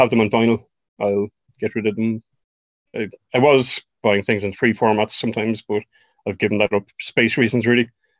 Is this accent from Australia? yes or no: no; Leixlip, Leinster, Ireland; I'm from Leixlip in County Kildare. I'm still living in Leixlip.